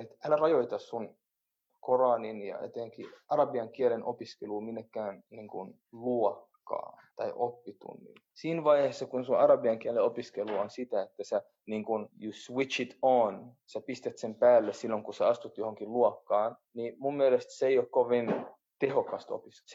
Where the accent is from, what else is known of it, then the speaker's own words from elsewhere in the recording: Helsinki, Uusimaa, Finland; first language Oromo; mä oon syntynyt Suomessa, mun vanhemmat tuli Etiopiasta 75 päälle 40 vuotta sitten Suomeen